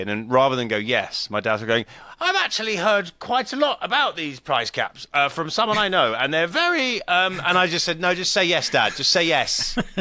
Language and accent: English; United Kingdom; moved away as an adult; now in California, United States; being British